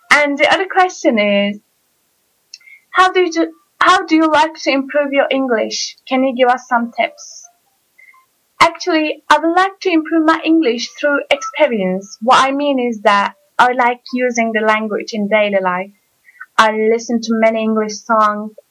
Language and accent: English; Turkey; English is a second language; as I said before, and I'm from Turkey.